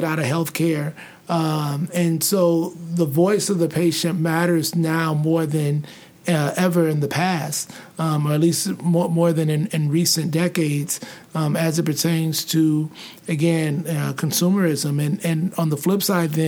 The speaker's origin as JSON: {"language": "English", "town": "St. Louis", "region": "Missouri", "country": "United States", "tie": "born or raised there", "moved": "as an adult", "lives_now": "Arizona, United States", "said": "I grew up in St. Louis, grew up in predominantly African-American environments."}